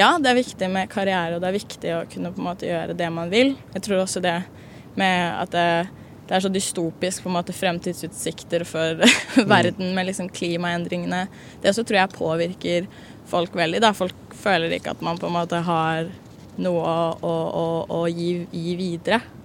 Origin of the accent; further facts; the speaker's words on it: Oslo, Norway; jeg er fra Oslo